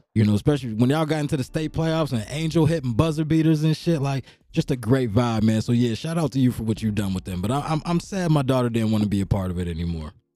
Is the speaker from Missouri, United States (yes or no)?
no; Hopewell, Pennsylvania, United States; I'm from Hopewell